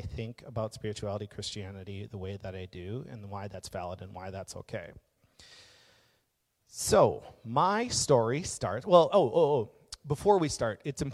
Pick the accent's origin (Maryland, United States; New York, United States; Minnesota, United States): Minnesota, United States; Maple Grove; we're in Minnesota. It's a very white part as it is. But I grew up in Maple Grove